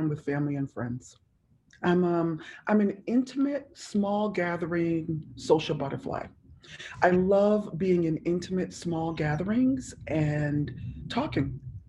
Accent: Hartford, Connecticut, United States; moved away as an adult; also born or lived in Jamaica / Massachusetts / New York City / upstate New York; now in Atlanta, United States; I am originally from Jamaica. I'm an immigrant to America. I came here at the age of 3. Grew up in Hartford, Connecticut

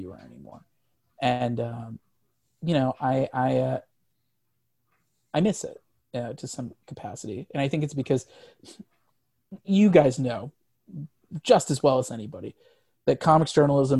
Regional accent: Missouri, United States; I grew up in Missouri.

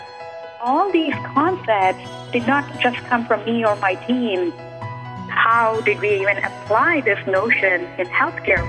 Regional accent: India; first language Telugu; English is a second language; moved away as an adult; also born or lived in Boston area; now in United States; I was born and raised in India

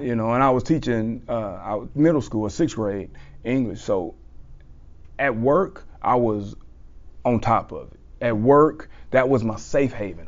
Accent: South Mississippi, United States; I'm from South Mississippi

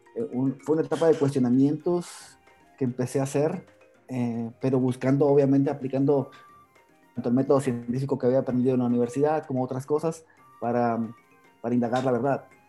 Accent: Sonora, Mexico; moved away as an adult; now in Guatemala; yo vengo de Sonora, México

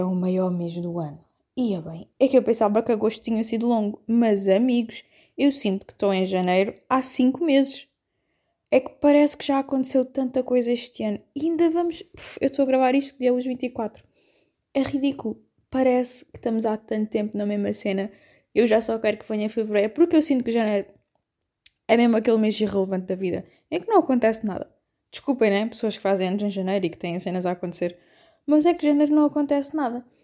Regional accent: Algarve, Portugal; eu sei que sou algarvia, né? estou habituada ao calor

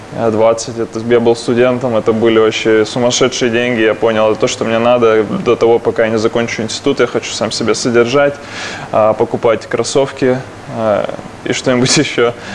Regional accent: Krasnoyarsk, Krasnoyarsk Krai, Russia; я из Красноярска один человек, который пошел учиться в Барменскую ассоциацию России

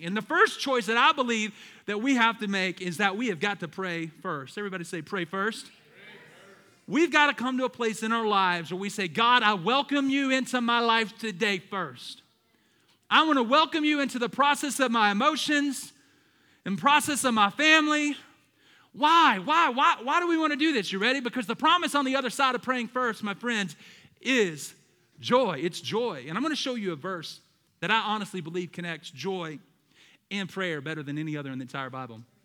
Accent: the South, United States; I'm from the South

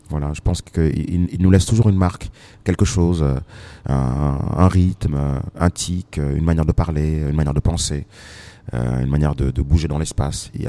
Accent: Senegal; et voilà, moi je suis sénégalais.

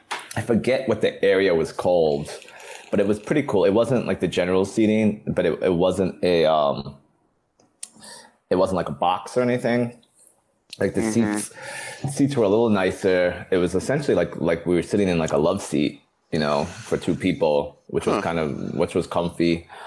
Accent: Long Island, New York, United States; we're from Long Island.

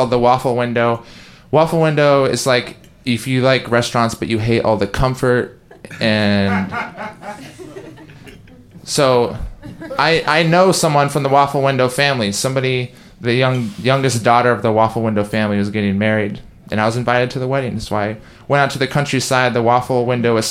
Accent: Tigard, Oregon, United States; I grew up in Tigard, Oregon

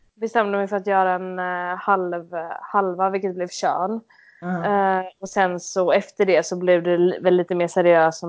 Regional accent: Mölnlycke, Västra Götaland, Sweden; also born or lived in Gothenburg; jag är född och uppvuxen i Göteborg. Eh, strax utanför eh, en liten stad som heter Mölnlycke

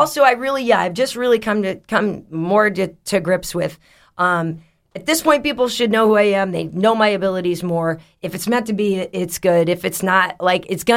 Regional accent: Boston, Massachusetts, United States; I'm from Boston

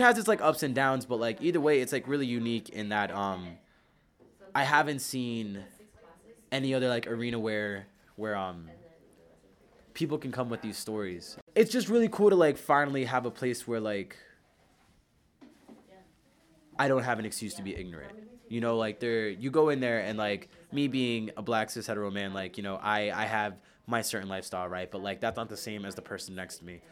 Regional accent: Philadelphia, Pennsylvania, United States; I'm from North Philly

